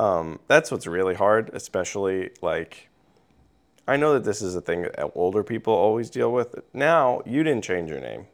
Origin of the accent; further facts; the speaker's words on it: Missouri, United States; I'm a teenager from Missouri